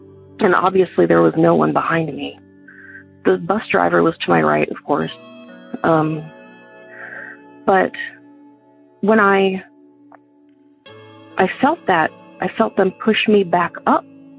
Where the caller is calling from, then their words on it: Georgia, United States; I'm calling from Georgia.